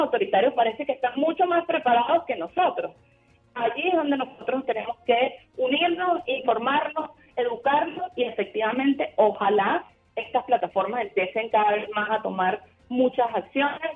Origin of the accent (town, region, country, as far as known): Venezuela